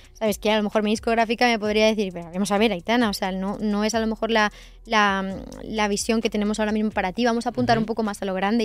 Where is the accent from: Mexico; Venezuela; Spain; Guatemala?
Spain; Sant Climent de Llobregat, Catalonia; moved away as an adult; also born or lived in Viladecans; now in Madrid, Spain; Yo vivía en Vila de Cans y con 9 años me cambié a San Clemente del Terminé la primaria en Vila de Cans